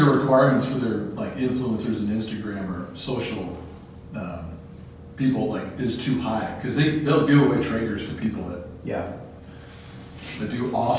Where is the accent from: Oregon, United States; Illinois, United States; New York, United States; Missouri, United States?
Oregon, United States; now in Pleasant Grove, United States; I grew up in Oregon. Then I went to Pleasant Grove, Cedar Hills, and out of PG.